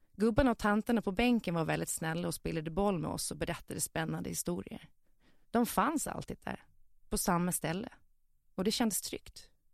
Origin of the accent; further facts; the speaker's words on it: Visby, Gotland, Sweden; min uppväxt i Visby innerstad